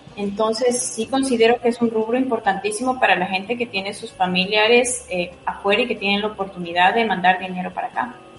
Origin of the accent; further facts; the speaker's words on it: Ecuador; para mí como ecuatoriana